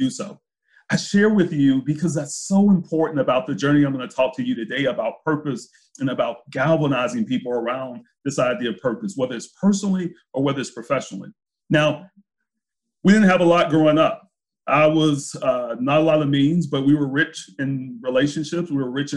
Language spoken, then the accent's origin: English; Brunswick, Georgia, United States; moved away; also born or lived in Jacksonville, Florida; I was born in Jacksonville, Florida, moved to a small town in Southeast Georgia called Brunswick, Georgia